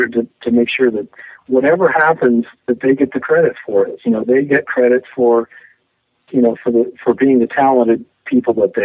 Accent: Midwest, United States; now in Seattle, United States; I grew up in the Midwest

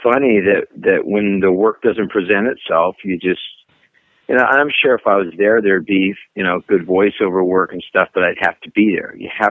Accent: Las Vegas, Nevada, United States; moved away as an adult; now in Nashville, United States; I'm from Vegas originally. And I traveled the world

